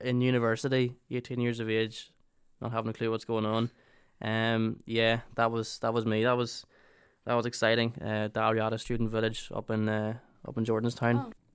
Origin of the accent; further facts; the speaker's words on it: Ireland; moved away as an adult; now in Northern Ireland, United Kingdom; we're both from the Republic of Ireland